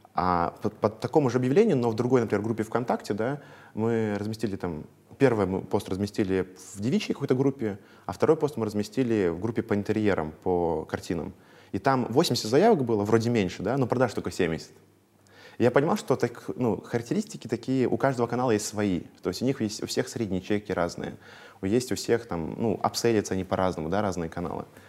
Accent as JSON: {"language": "Russian", "town": "Veliky Novgorod", "region": "Novgorod Oblast", "country": "Russia", "tie": "born or raised there", "moved": "as an adult", "lives_now": "Moscow, Russia", "said": "Я из Великого Новгорода, ага. вот, я там жил, там 22 лет, ну, по факту сейчас только третий год в Москве"}